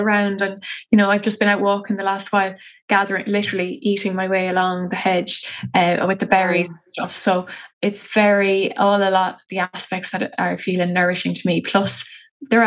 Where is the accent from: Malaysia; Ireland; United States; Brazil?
Ireland; Athlone, Leinster; I'm from Athlone town